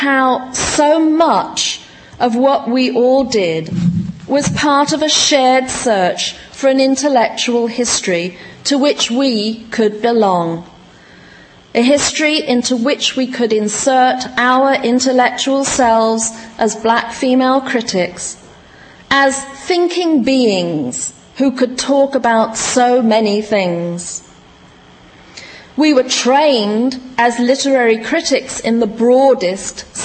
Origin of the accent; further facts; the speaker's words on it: United Kingdom; also born or lived in West Indies (heritage); now in United States; I was from Britain and or of West Indian heritage